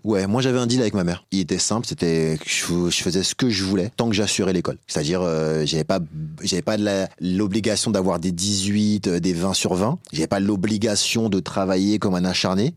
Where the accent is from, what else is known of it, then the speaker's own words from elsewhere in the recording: Épinay-sur-Seine, Île-de-France, France; moi particulièrement je venais d'Épinay